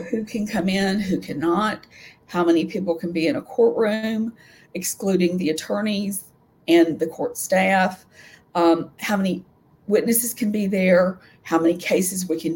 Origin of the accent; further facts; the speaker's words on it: Nashville, Tennessee, United States; I'm a native Nashvillean. I grew up out in Bellevue